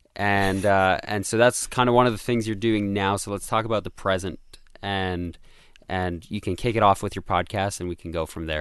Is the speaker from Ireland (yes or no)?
no; Canada; moved away; I'm not American